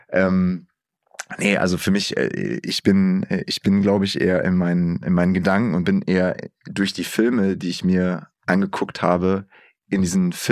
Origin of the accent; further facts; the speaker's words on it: Bielefeld, North Rhine-Westphalia, Germany; moved away; ich komme ja ursprünglich aus Bielefeld.